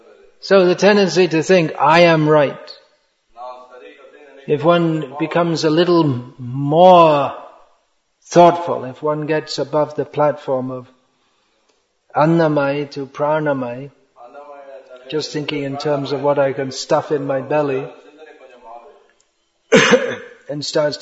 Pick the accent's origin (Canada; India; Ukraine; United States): India; born there; India is the greatest country in the world. Why? Well, I was born in India.